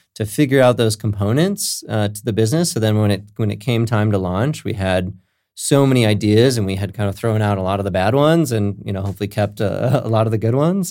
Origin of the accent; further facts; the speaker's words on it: Minnesota, United States; also born or lived in California; now in Lakewood, United States; I was born in California, but raised in Minnesota, so I got some, some Midwest roots.